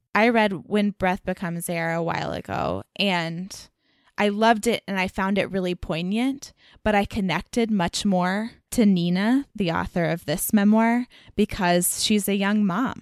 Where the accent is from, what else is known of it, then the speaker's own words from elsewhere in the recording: Dallas, Texas, United States; moved away as an adult; growing up in Dallas